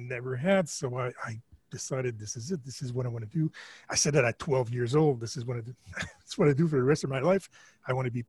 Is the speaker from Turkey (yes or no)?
no; Canada; I'm French Canadian